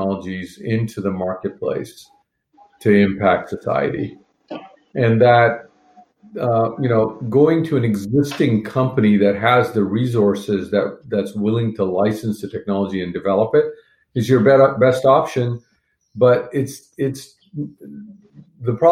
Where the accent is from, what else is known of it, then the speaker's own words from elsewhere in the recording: Montreal, Quebec, Canada; moved away; I grew up in Montreal